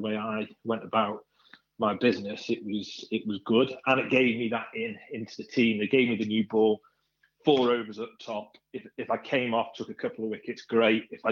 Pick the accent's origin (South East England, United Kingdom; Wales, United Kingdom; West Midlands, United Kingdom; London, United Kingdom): Wales, United Kingdom; North East; I was the one from North East Wales